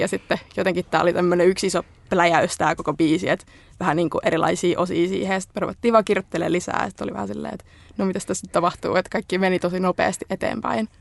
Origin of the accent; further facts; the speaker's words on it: Espoo, Uusimaa, Finland; now in Helsinki, Finland; mä oon tota Espoosta alun perin kotosi, mutta nykyinen helsinkiläinen